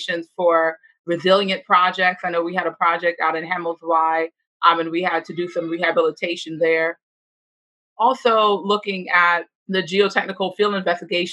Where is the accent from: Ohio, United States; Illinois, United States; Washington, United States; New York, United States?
New York, United States; New York City; I am from the Bronx. I'm from the Northeast Bronx.